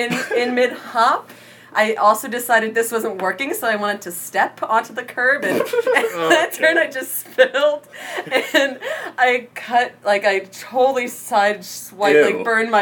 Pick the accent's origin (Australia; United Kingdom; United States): United States; Hazleton, Pennsylvania; born or raised there